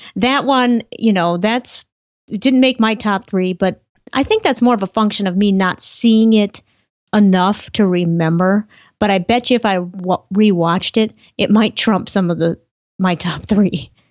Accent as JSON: {"language": "English", "region": "Montana", "country": "United States", "tie": "born or raised there", "moved": "yes", "lives_now": "Minnesota, United States", "said": "Montana is my home state."}